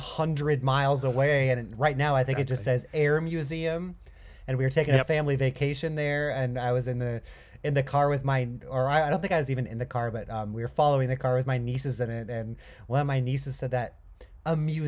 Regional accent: Chino, California, United States; Oh my gosh, that's my hometown.

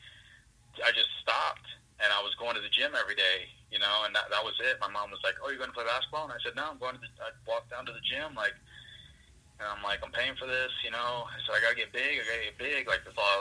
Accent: Fontana, California, United States; now in Pennsylvania, United States; I grew up in Fontana, California.

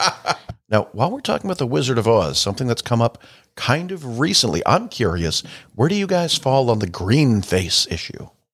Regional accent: Salem, Massachusetts, United States; I was from Salem

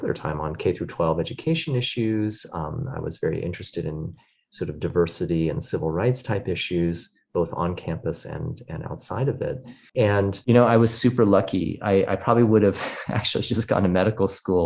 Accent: Sacramento, California, United States; Sacramento, which is my hometown

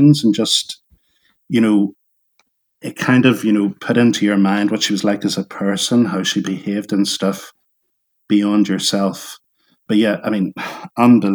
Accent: Northern Ireland, United Kingdom; growing up in Northern Ireland as a kid

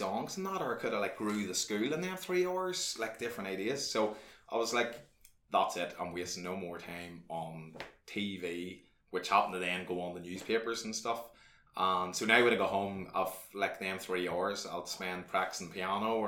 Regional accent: Ardmore, Ireland; when I was growing up in Ardmore in my early teens, I was about 13, 14

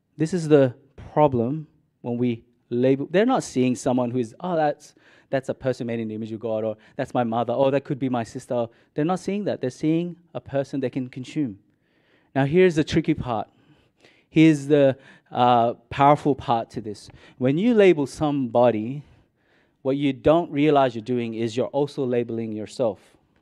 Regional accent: Mindanao, Philippines; now in Australia; I grew up in Mississippi City, I was born in Minden

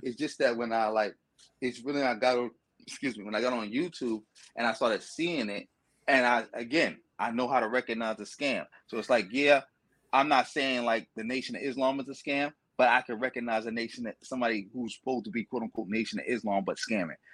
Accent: New York City, New York, United States; growing up in Brooklyn

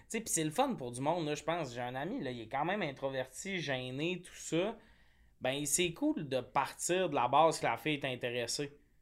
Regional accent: Quebec, Canada; now in Montreal, Canada; moi, genre, je viens du Lac-Saint-Jean

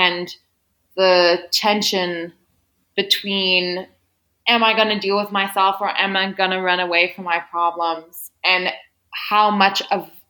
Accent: Midwest, United States; a young white girl who grew up in a small town in the Midwest

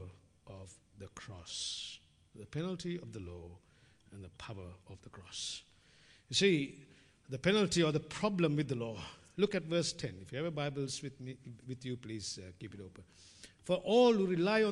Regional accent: Sri Lanka; moved away; growing up in Sri Lanka

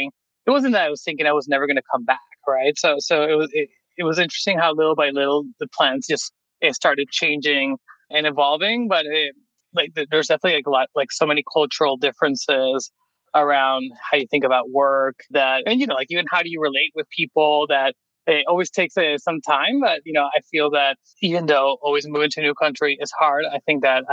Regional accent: Venezuela; moved away as an adult; now in United States; I'm originally from Venezuela.

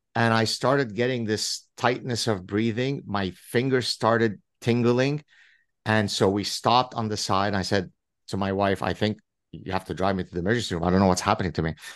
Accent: Lebanon; English is a second language; moved away; I grew up in Lebanon

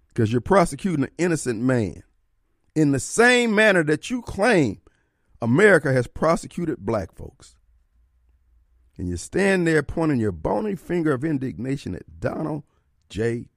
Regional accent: Jackson, Mississippi, United States; I'm coming from Jackson

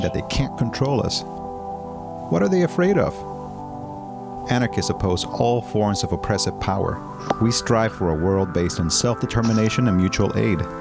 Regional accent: Canada; also born or lived in British Columbia; I'm a card carrying Aboriginal Canadian

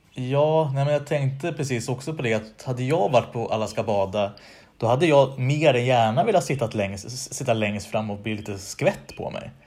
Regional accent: Västerås, Västmanland, Sweden; moved away; Jag är från Västerås från början

